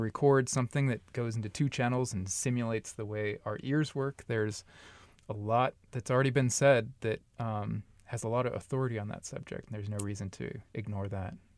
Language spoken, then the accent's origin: English; Long Beach, California, United States; moved away as an adult; also born or lived in Upland, California / North Texas / Dallas, Texas; now in Omaha, United States; I'm actually from Southern California, like the L.A. Long Beach area